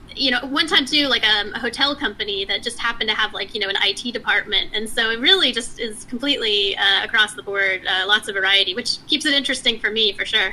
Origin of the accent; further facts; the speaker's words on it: Texas, United States; moved away as an adult; also born or lived in Palo Alto, California / Bay Area, California; now in San Diego, United States; we moved to Texas. So I grew up most of my life, most of my early life in Texas